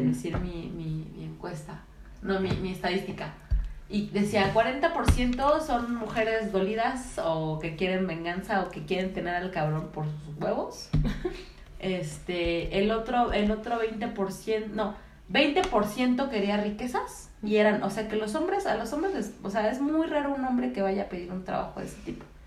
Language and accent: Spanish; Mexico; somos mexicanos